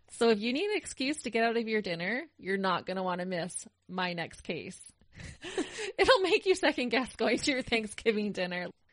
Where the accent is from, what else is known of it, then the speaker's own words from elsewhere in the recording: Canada; Being a Canadian, living through those years